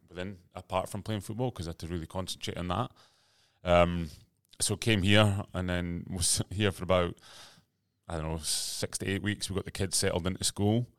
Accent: Aberdeen, Scotland, United Kingdom; moved away as an adult; now in Sydney, Australia; I grew up in Aberdeen, Scotland

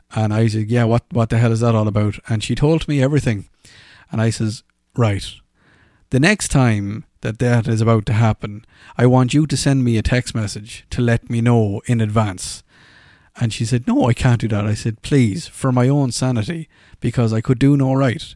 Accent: Ireland; accent: Irish; moved away; "Oh my God, you've got an Irish accent." I was like, "Well, I do."

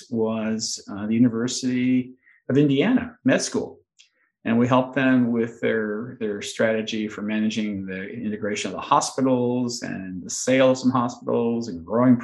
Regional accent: Montreal, Quebec, Canada; I grew up in Montreal and so Canadian by birth

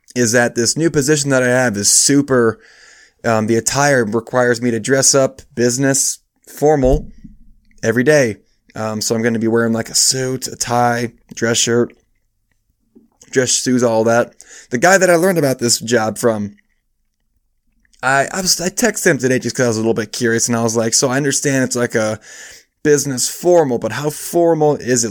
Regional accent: Iowa, United States; also born or lived in Michigan; I moved from Michigan where I was born to Iowa when I was five, but I've never lived, like, far away

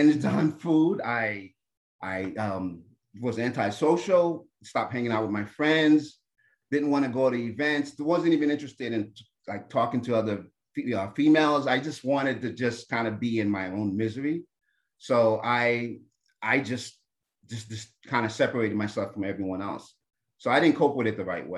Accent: New Jersey, United States; I'm Haitian-American. I was born in America, in New Jersey, but my parents are from Haiti.

